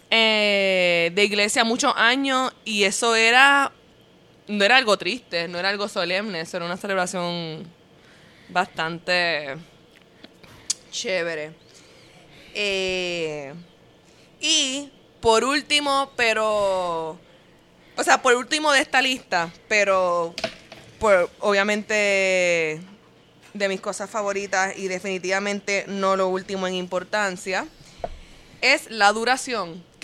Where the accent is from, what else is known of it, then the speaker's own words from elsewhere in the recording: Puerto Rico; moved away as an adult; also born or lived in New York; Yo cuando vivía en, Puerto Rico en high school